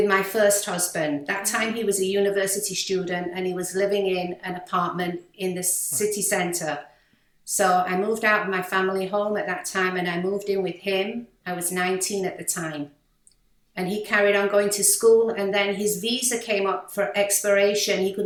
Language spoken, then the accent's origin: English; Manchester, North West England, United Kingdom; accent: British; moved away as an adult; also born or lived in Malaysia / New York, United States; now in Miami, United States; growing up in Manchester as a teenager